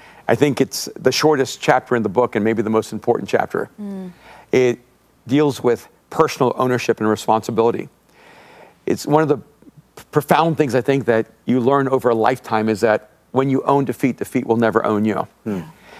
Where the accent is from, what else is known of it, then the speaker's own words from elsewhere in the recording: El Salvador; moved away; I'm an immigrant from El Salvador.